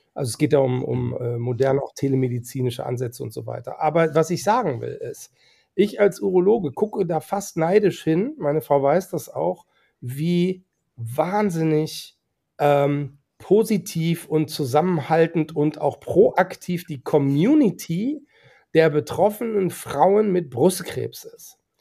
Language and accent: German; North Rhine-Westphalia, Germany; now in Hamburg, Germany; auch ich komme aus NRW